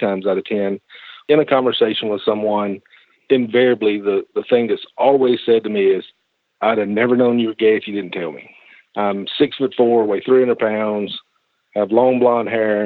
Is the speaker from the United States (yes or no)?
yes; the South, United States; I born and raised in the South. I never lived more than 45 minutes from where I was born